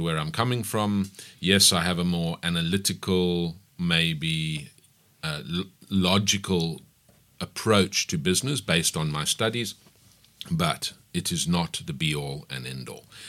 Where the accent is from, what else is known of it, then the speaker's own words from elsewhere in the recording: Pietermaritzburg, KwaZulu-Natal, South Africa; I grew up in Maritzburg. I attended school, varsity. I did everything in Maritzburg